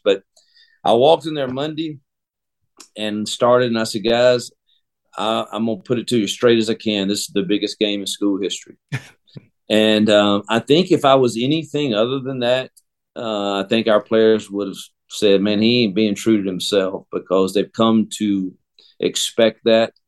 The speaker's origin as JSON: {"language": "English", "region": "Mississippi", "country": "United States", "tie": "born or raised there", "moved": "yes", "said": "I am Mississippi born and bred, and I return to my home state"}